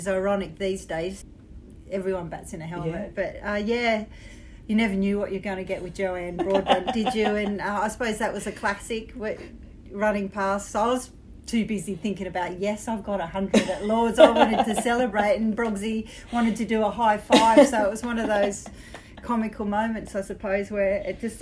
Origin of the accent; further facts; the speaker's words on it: Australia; being an Australian playing men's cricket and boys cricket all my life